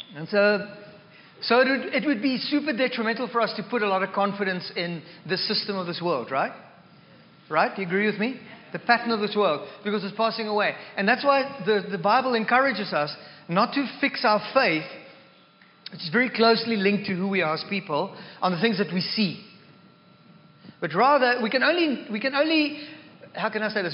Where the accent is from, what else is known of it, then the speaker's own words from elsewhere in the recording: South Africa; now in Canada; I am more South African than I am Christian